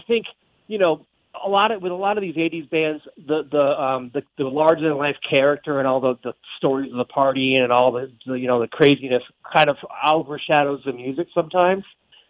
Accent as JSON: {"language": "English", "region": "Connecticut", "country": "United States", "tie": "born or raised there", "moved": "as an adult", "lives_now": "Hollywood, United States", "said": "I had moved to Hollywood. I'm originally from the East Coast. I grew up in Connecticut, actually. And I moved to Hollywood in 2001"}